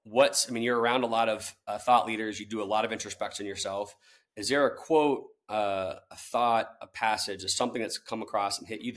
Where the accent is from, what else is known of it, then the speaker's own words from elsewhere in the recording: Tallahassee, Florida, United States; now in St. Louis, United States; I grew up in Tallahassee, Florida, where it's all college sports.